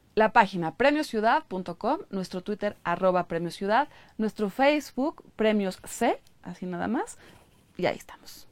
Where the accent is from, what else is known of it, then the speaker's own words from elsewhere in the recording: Mexico City, Mexico; los chilangos estamos trabajando todo el tiempo